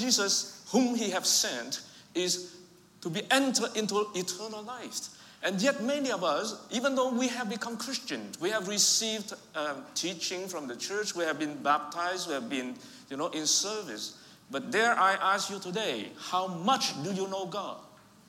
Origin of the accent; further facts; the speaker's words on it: Vietnam; first language Vietnamese; English is a second language; moved away; I was raised and born in Vietnam, but I have Chinese ancestry.